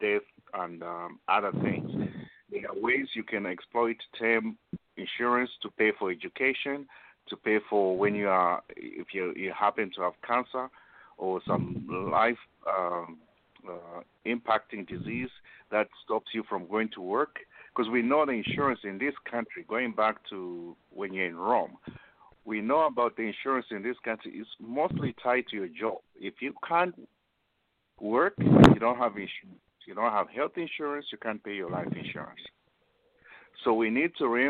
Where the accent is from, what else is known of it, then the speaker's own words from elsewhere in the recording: Zambia; moved away; we're from Zambia